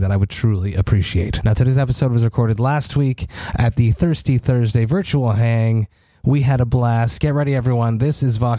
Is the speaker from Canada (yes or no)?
yes; Montreal, Quebec, Canada; my hometown of Montreal